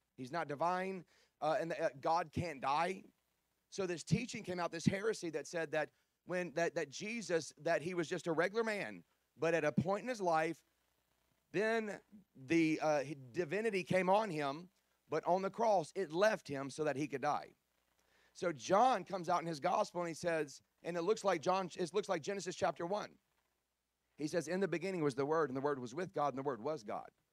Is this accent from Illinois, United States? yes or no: no; Baton Rouge, Louisiana, United States; I'm from South Louisiana. I grew up in Baton Rouge